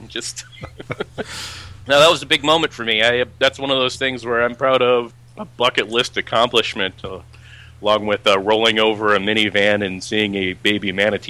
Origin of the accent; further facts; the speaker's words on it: Michigan, United States; I grew up in Michigan.